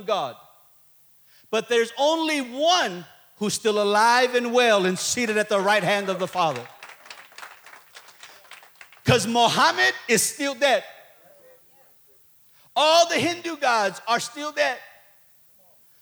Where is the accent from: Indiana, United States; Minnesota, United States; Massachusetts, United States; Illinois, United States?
Illinois, United States; Chicago; I'm from Chicago